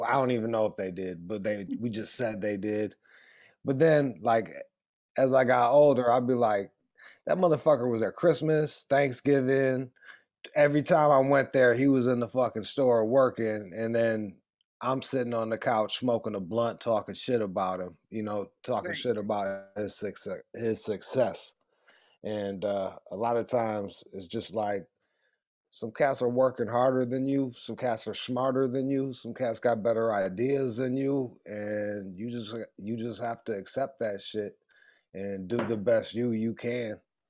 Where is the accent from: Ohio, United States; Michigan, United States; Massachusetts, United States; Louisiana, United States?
Michigan, United States; Pontiac; I grew up outside of Detroit, like 20 miles. Detroit's Metro Detroit, like within a 50, 60 mile radius around there. It's all factory towns. It's peppered with factory towns. And I was born in a factory town called Pontiac, 20 miles north of Detroit.